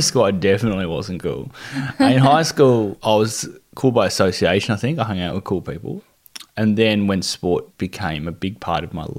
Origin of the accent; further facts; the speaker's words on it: Devonport, Tasmania, Australia; growing up in Devonport, it was a really big basketball town